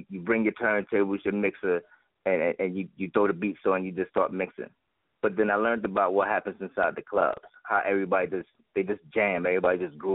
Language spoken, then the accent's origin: English; Newark, New Jersey, United States; I'm from Newark, New Jersey, born and raised